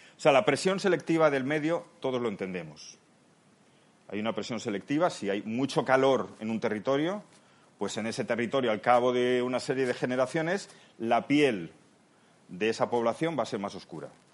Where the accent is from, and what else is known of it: Spain; also born or lived in Palma de Mallorca, Spain; now in Seville, Spain